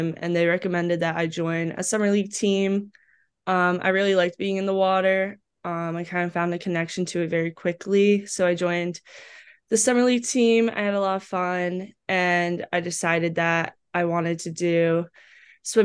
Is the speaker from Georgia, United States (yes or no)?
no; Green Brook, New Jersey, United States; moved away as an adult; also born or lived in Owings Mills, Maryland; I grew up in a small town in New Jersey, Greenbrook.